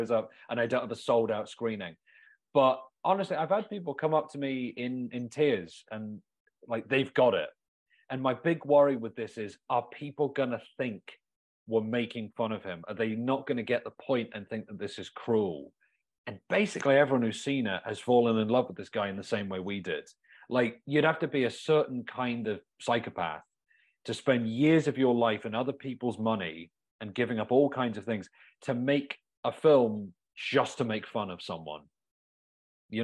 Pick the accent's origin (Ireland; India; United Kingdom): United Kingdom; England; now in Milwaukee, United States; where I grew up in England